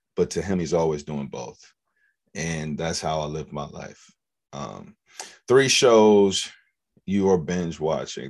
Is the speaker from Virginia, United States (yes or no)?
yes; Forest, Virginia, United States; I'm from Forest Virginia. I'm a little country boy. Grew up around horses, um, farm, farmland